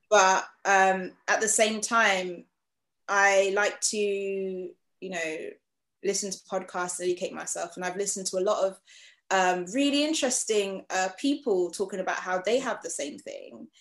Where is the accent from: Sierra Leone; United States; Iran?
Sierra Leone; Freetown, Western Area; also born or lived in The Gambia; now in United Kingdom; I'm from Freetown, Sierra Leone